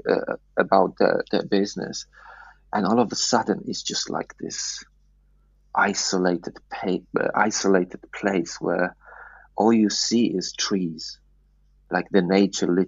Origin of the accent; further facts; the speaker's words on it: Poland; moved away as an adult; also born or lived in England; I grew up in Poland